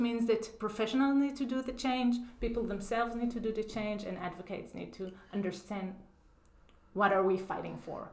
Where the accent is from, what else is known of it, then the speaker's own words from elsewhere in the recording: Israel; moved away as an adult; now in Chicago, United States; I grew up in Israel